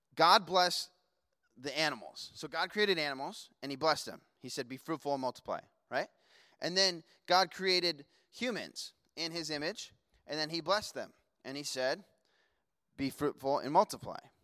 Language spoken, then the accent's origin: English; Las Vegas, Nevada, United States; moved away; also born or lived in Washington; I grew up in Vegas